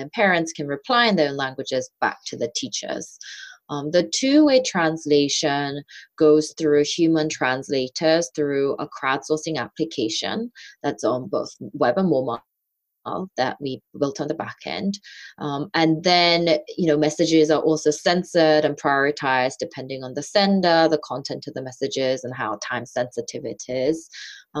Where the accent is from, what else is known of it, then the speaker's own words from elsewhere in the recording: suburbs of London, United Kingdom; also born or lived in South Korea; growing up as a Korean immigrant student in the suburbs of London. So I moved from Korea to England when I was 8